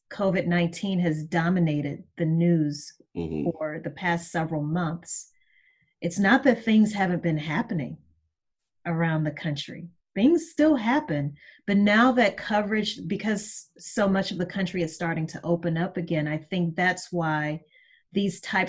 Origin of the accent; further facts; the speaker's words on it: Baton Rouge, Louisiana, United States; moved away as an adult; also born or lived in New Orleans, Louisiana; now in Atlanta, United States; I'm originally from Baton Rouge, Louisiana.